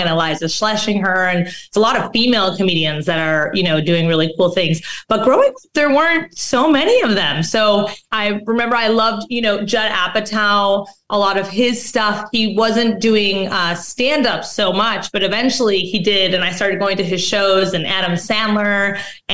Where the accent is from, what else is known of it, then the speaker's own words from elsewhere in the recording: Mexico; I'm actually from Mexico